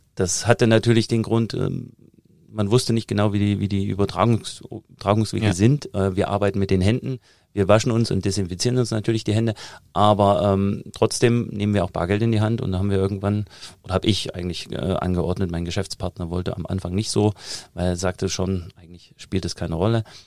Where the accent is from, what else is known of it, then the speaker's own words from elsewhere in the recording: Thuringia, Germany; accent: Thuringian; moved away as an adult; also born or lived in United States; now in Munich, Germany; Also ich komme ja aus Thüringen, hört man immer immer noch raus und äh, ich habe auch irgendwann aufgegeben, daran zu arbeiten, den Akzent komplett wegzukriegen